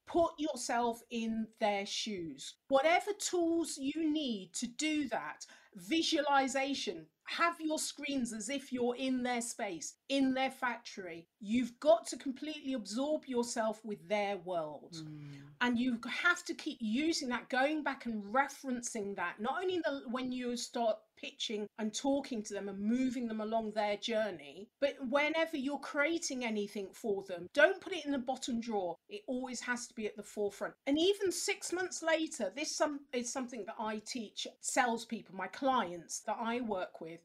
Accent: England, United Kingdom; we English people

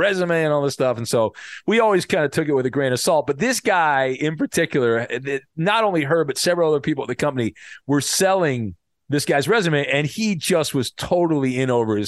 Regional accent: West Coast, United States; I grew up on the West Coast

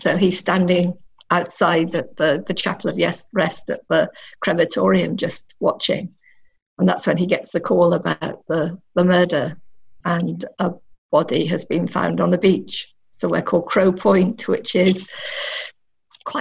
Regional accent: North Devon, South West England, United Kingdom; moved away as an adult; I grew up in North Devon. So I moved there when I was 11, and I was there till I left home for university.

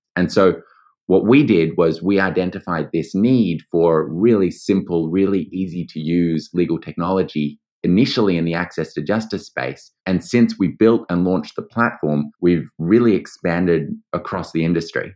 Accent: Australia; accent: Australian; also born or lived in New York; as you might hear by my accent, I am Australian. I went to law school here

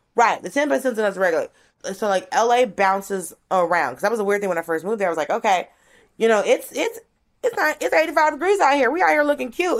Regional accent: Norcross, Georgia, United States; born or raised there; moved away; also born or lived in Atlanta

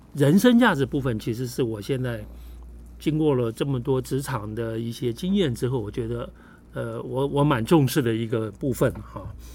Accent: Taiwan; 咱们台湾人特别多那种家族企业

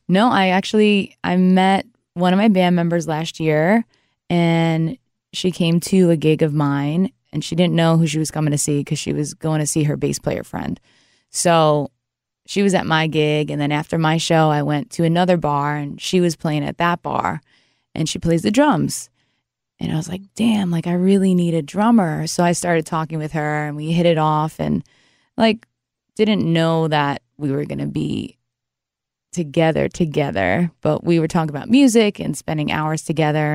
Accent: New York, United States; moved away; also born or lived in New Jersey / Nashville, Tennessee / Louisiana; I grew up in New York originally, and then I became a Jersey girl

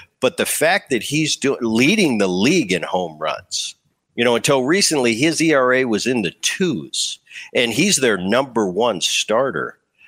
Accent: New Jersey, United States; I grew up in Jersey, just over the bridge.

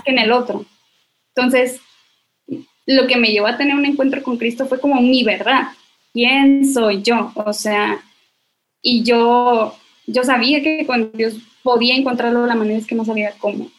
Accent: Monterrey, Nuevo León, Mexico; soy de Monterrey, Nuevo León.

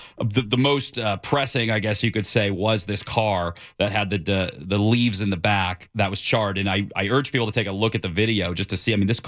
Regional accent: California, United States; You know, Ken, I grew up in Southern California, but I've only been doing news here the last couple of years.

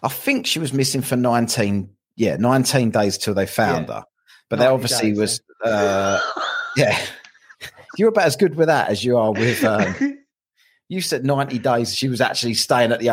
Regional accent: London, United Kingdom; I'm a Londoner

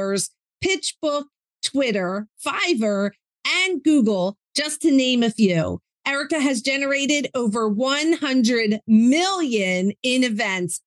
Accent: New Jersey, United States; we're Jersey girls

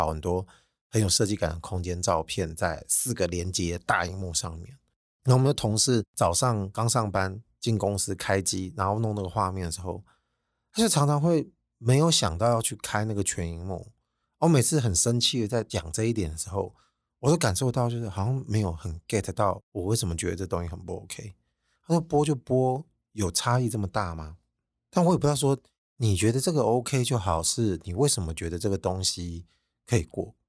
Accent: Taiwan; 我们台湾人平时这种马虎的坏习惯，大致差不多就可以的做事态度

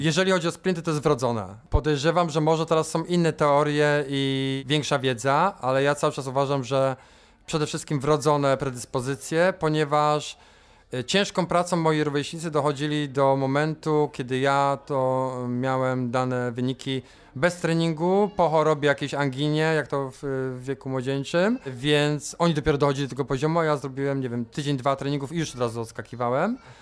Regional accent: Poznań, Greater Poland, Poland; Jestem z Poznania

